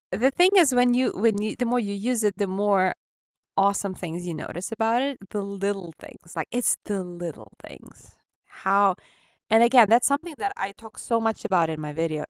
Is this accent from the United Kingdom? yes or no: no; Ukraine; accent: Ukrainian; English is a second language; my Ukrainian accent